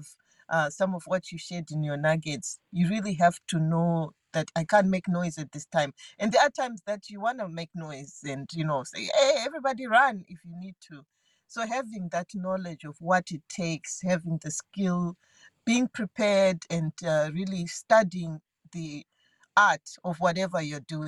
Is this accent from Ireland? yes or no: no; Zimbabwe; now in Seattle, United States; I was born in Zimbabwe, as you correctly stated. And while I was growing up, I was not athletic. I went to a very elite school in Zimbabwe